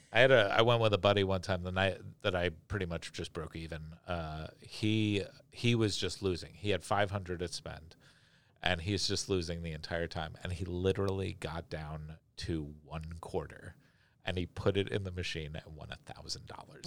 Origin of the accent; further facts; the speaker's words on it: New York, United States; moved away; I grew up in New York, so we had bodegas